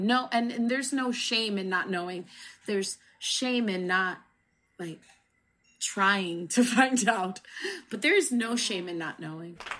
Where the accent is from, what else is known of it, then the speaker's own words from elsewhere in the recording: New Jersey, United States; I grew up in New Jersey